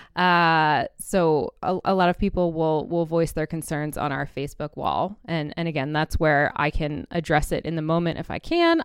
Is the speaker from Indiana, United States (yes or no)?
yes; Indianapolis, Indiana, United States; moved away; also born or lived in New York City; I was born in Indianapolis and kind of grew up around IndyCar racing.